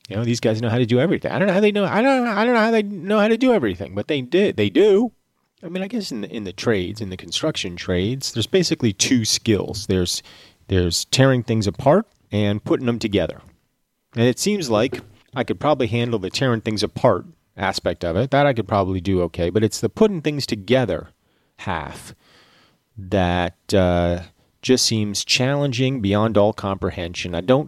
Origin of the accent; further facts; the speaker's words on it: Georgia, United States; accent: Georgia; my Georgia accent has never been anything to begin